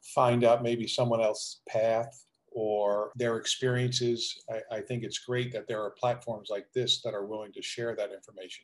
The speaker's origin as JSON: {"language": "English", "region": "New Jersey", "country": "United States", "tie": "born or raised there", "also_born_or_lived": "Richmond, Virginia", "moved": "as an adult", "said": "I grew up in South Jersey, just outside of Philadelphia"}